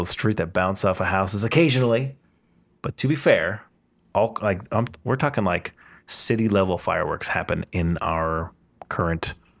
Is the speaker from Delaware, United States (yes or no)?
no; Washington, United States; I remember, we came from Washington where it's like rural city.